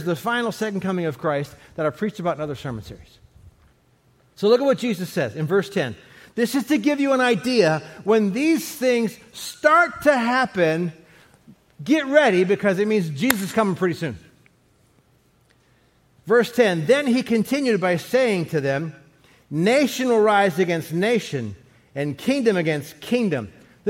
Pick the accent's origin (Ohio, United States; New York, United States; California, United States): Ohio, United States; Cleveland; I was born back in Cleveland, Ohio in 1956